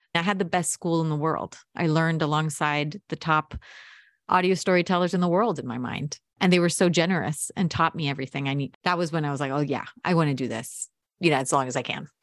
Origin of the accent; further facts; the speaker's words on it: United States; also born or lived in Montevideo, Uruguay; I was born here. You know, I'm, I'm American